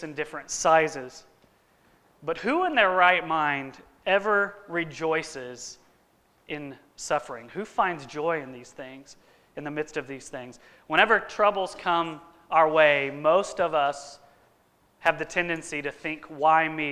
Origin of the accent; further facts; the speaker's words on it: Katy, Texas, United States; moved away; my hometown in Katy